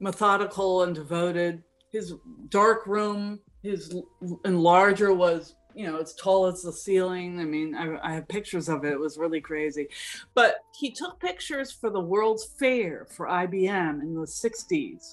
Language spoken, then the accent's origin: English; San Francisco, California, United States; I'm from San Francisco